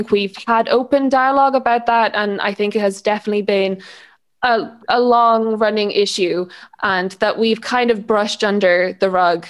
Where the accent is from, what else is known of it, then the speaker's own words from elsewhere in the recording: Ireland; Ireland has been home and is home, but also, you know, being tied to my other parts of who I am and my father's family and Yugoslavia